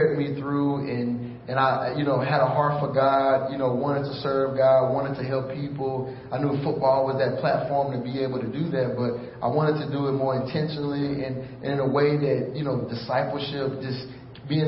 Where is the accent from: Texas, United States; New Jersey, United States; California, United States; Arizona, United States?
Texas, United States; Houston; also born or lived in Missouri City, Texas; I was born and raised in Houston, Texas